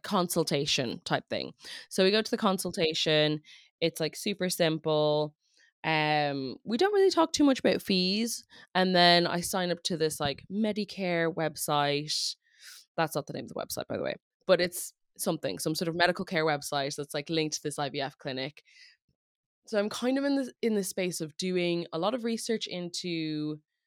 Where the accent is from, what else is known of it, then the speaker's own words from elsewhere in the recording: Ireland; accent: funky accent; I grew up in Ireland and I was homeschooled, so hence the funky accent